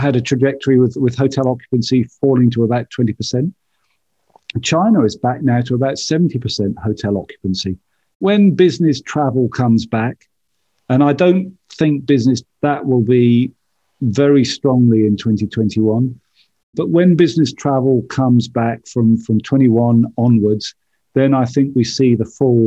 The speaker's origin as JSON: {"language": "English", "country": "United Kingdom", "moved": "yes", "lives_now": "United States", "said": "As a Brit living in America"}